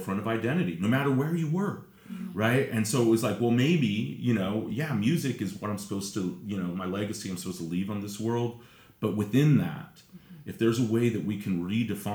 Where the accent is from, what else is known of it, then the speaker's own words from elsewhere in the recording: Redondo Beach, California, United States; I was born in Redondo Beach